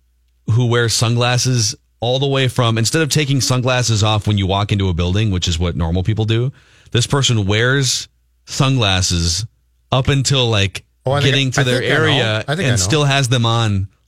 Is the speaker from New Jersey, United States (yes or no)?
no; Minnesota, United States; having been for 3+ decades, that I am very Minnesotan in.